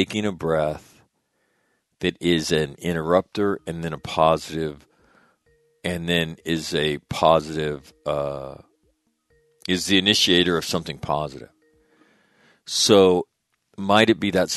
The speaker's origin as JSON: {"language": "English", "region": "North Dakota", "country": "United States", "moved": "yes", "said": "I'm from North Dakota. I lived in North Dakota."}